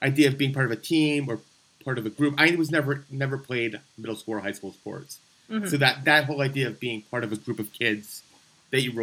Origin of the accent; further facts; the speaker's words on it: New York, United States; growing up in New York